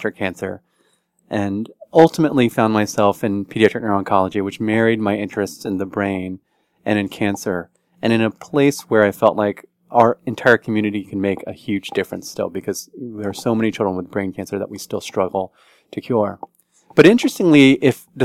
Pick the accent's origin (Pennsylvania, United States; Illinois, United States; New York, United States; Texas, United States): Texas, United States; College Station; now in Washington, D.C., United States; I grew up in Texas, and a small town in Texas, College Station, Texas, that's where Texas A&M University is, where my parents taught, and had a great upbringing there